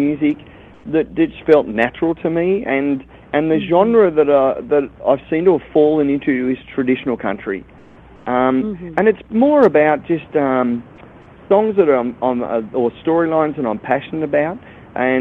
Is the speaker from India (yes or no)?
no; Australia; I'm in Vegas, but I'm from Australia